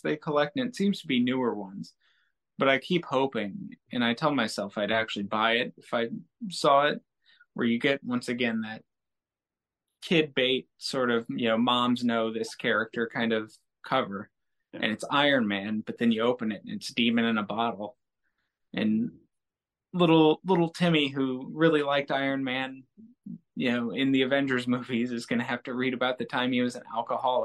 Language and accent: English; United States; now in United Kingdom; I'm from America, but I live in the UK